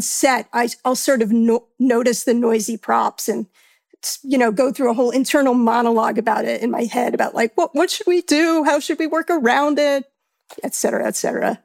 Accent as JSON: {"language": "English", "region": "New York", "country": "United States", "said": "being a New Yorker"}